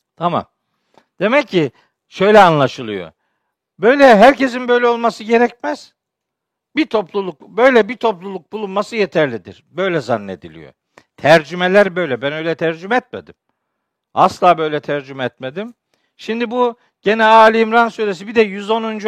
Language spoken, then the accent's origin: Turkish; Çaykara, Trabzon, Turkey; Ben biliyorsunuz Trabzonluyum, Çaykaralıyım